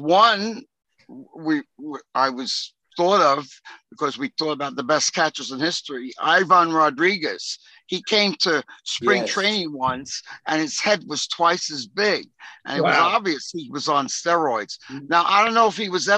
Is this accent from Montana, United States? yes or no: no; New York City, New York, United States; That's where I grew up. I grew up on Georgia Avenue